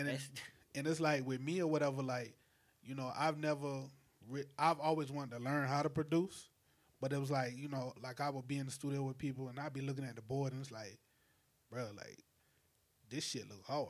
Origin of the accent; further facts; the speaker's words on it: St. Matthews, South Carolina, United States; also born or lived in Orangeburg; I'm from Calhoun County, St. Matthews